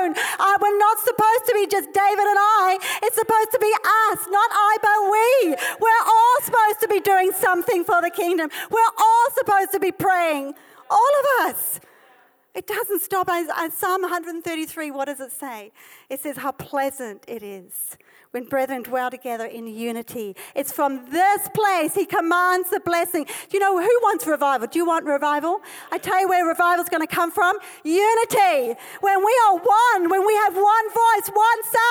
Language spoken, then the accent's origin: English; South Africa; this is my heritage, I'm South African